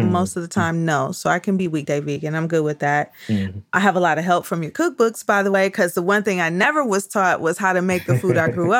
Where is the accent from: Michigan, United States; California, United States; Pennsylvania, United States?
Michigan, United States; Detroit; I grew up in Detroit, which I consider, knowing now what I didn't know then, was that I basically grew up in a Black suburb, right?